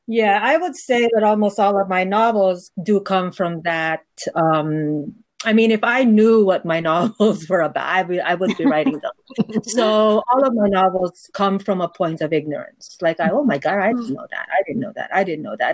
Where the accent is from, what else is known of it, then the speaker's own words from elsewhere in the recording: Philippines; moved away as an adult; now in New York, United States; my being a Filipino in the United States